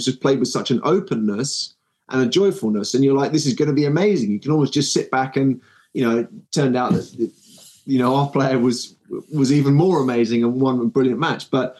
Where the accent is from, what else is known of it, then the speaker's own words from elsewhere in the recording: United Kingdom; despite being a Brit